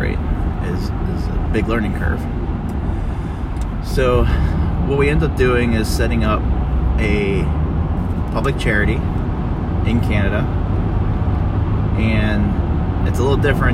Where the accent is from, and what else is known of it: United States